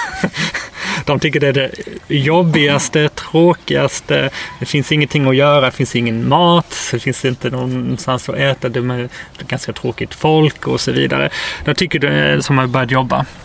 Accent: Karlshamn, Blekinge, Sweden; moved away as an adult; now in Portugal; Karlshamn, där jag kommer ifrån

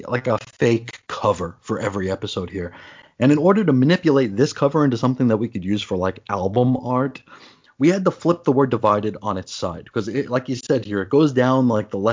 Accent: New York, United States; growing up in New York

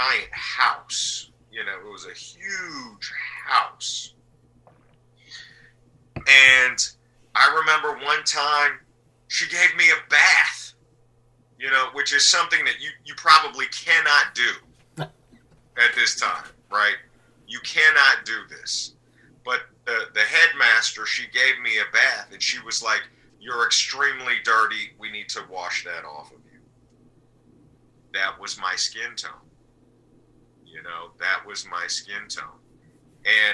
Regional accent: Berkeley, California, United States; also born or lived in Japan / Salt Lake City, Utah; from the age of 6 until now, I've lived in Berkeley, California. So I've spent the majority of my life in Berkeley.

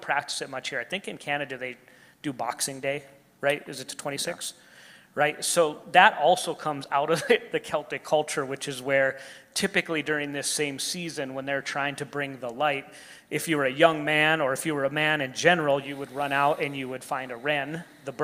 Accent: United States; us as an American culture

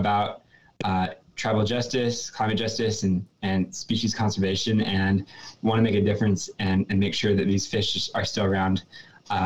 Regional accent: Boise, Idaho, United States; I'm from Boise, Idaho.

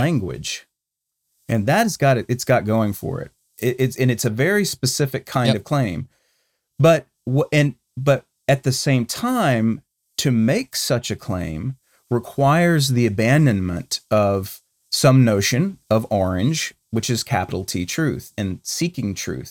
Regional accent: Charlotte, North Carolina, United States; now in Texas, United States; My hometown of Charlotte

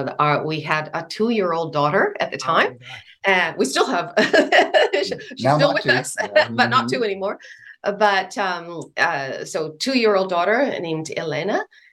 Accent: Bremerton, Washington, United States; moved away as an adult; also born or lived in Philadelphia; So we both grew up in the Pacific Northwest, as I mentioned earlier, in Bremerton, which is near Seattle, just across the Puget Sound.

